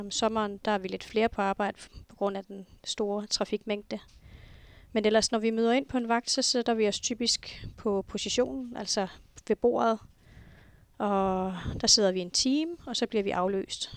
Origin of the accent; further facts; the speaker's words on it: Nuuk, Sermersooq, Greenland; født og opvokset her i Nuuk